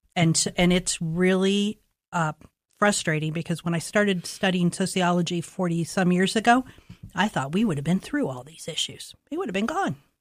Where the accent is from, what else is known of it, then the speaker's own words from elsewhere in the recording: Columbus, Ohio, United States; I grew up in Linden, and, um, in the sixties and seventies, great neighborhoods